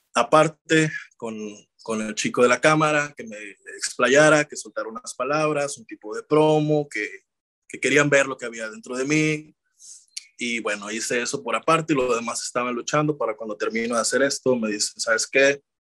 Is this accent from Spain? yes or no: no; Ciudad Obregón, Sonora, Mexico; moved away; estoy en, Obregón, Sonora, ahora mismo con mi familia, eh, disfrutando el poder reconectar con mi familia y regresar a mi tierra